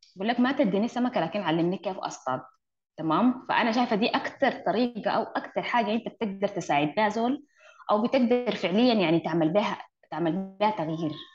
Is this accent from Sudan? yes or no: yes; Sudan; عندنا في السودان